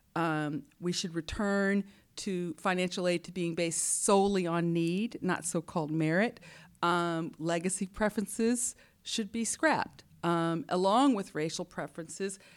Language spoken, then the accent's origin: English; Huntsville, Alabama, United States; I was born in Huntsville, Alabama, uh, a place where Warner von Braun and scientists went in the sixties to help put the man on the moon. So I was surrounded by engineers.